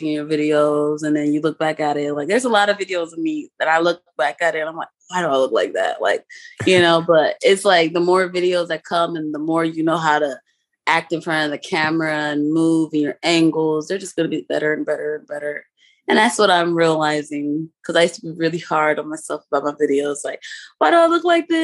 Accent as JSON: {"language": "English", "town": "Georgetown", "region": "Demerara-Mahaica", "country": "Guyana", "said": "I'm from Georgetown. I have to put my people on"}